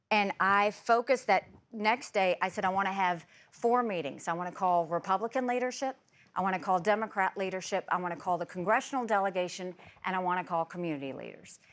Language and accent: English; South Carolina, United States; born or raised there